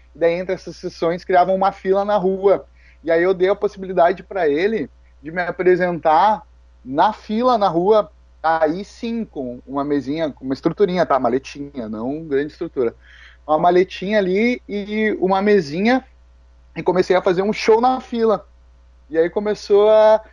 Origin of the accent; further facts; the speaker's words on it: Alvorada, Rio Grande do Sul, Brazil; eu sou de Alvorada, eu vim numa, numa comunidade carente